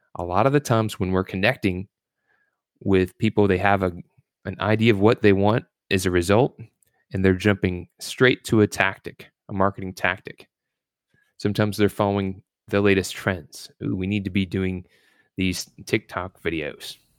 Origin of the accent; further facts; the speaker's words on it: Louisville, Kentucky, United States; also born or lived in Virginia Beach, Virginia; I was born in Virginia Beach, but raised in Louisville, Kentucky